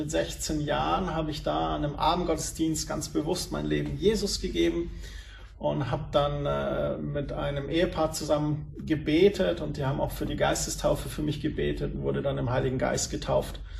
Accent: Heimstetten, Bavaria, Germany; Und die haben ihr erzählt, du da in München, in Feldkirchen, ist der Nachbarort von Heimstetten, wo ich aufgewachsen bin

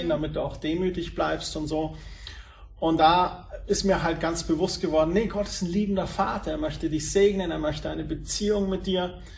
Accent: Heimstetten, Bavaria, Germany; Und die haben ihr erzählt, du da in München, in Feldkirchen, ist der Nachbarort von Heimstetten, wo ich aufgewachsen bin

